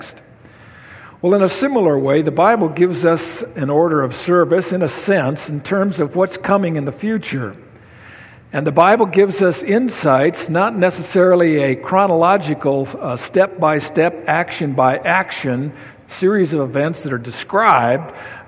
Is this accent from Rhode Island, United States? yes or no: no; Sunnyside, Washington, United States; In the church I was raised in Sunnyside, Washington